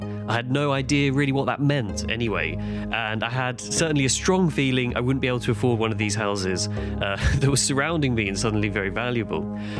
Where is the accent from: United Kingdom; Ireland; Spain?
United Kingdom; London; I grew up in Clapham Junction in the 1990s